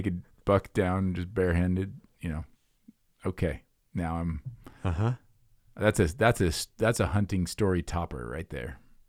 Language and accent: English; Iowa, United States; moved away; I mean, I grew up in Iowa.